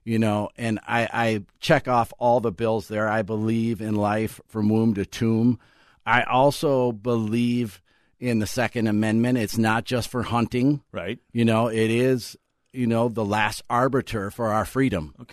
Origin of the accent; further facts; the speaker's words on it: Otsego, Minnesota, United States; I'm from Otsego. That's where okay, I live.